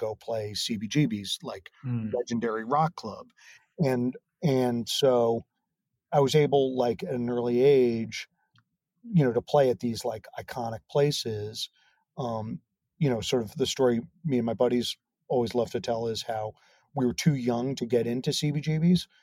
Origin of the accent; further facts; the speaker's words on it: New York City, New York, United States; I grew up in New York's Greenwich Village